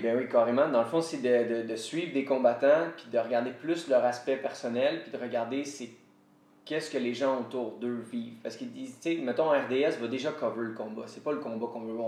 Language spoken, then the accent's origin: French; Quebec, Canada; first language French; Je viens du Québec, fait que je vais continuer de parler français